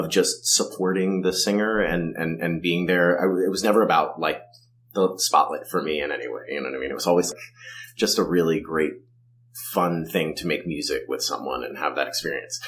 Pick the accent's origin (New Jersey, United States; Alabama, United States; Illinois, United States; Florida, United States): New Jersey, United States; Livingston; I grew up in Livingston, New Jersey